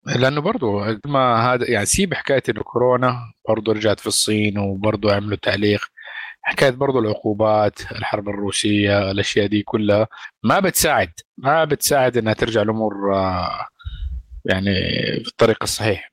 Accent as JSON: {"language": "Arabic", "country": "Saudi Arabia", "said": "عندنا في، في السعودية. يعني إحنا مالنا بلد زراعي، إحنا بلد صحراوي"}